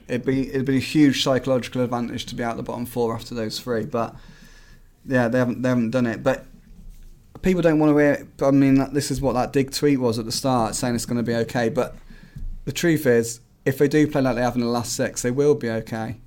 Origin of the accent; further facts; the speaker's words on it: Swindon, South West England, United Kingdom; now in Midlands, United Kingdom; we're from Swindon.